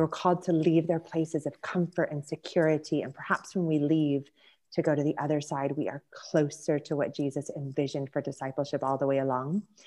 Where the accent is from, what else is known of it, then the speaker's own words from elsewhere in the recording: Orange County, California, United States; moved away as an adult; now in Cornwall, United Kingdom; I grew up in Orange County, California